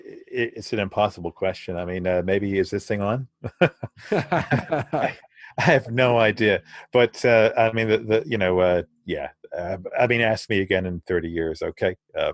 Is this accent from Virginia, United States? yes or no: yes; Virginia, United States; also born or lived in London, United Kingdom / Naples, Italy; I grew up in Naples, in Italy. I was born in London, grew up in Naples, in Virginia, in the States.